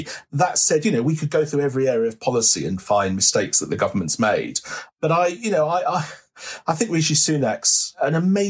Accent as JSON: {"language": "English", "country": "United Kingdom", "said": "there is this embarrassment about being British, as if somehow we have something to be ashamed of because our ancestors did things that we are indeed now ashamed of."}